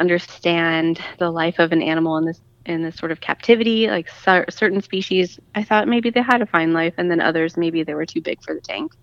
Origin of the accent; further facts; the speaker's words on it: Las Vegas, Nevada, United States; I grew up in Vegas and I was still living in Vegas